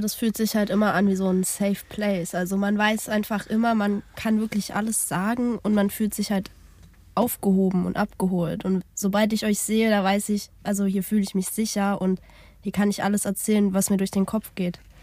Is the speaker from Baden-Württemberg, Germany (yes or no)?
no; Berlin, Germany; ich bin 24 Jahre alt und ich bin auch richtige Berlinerin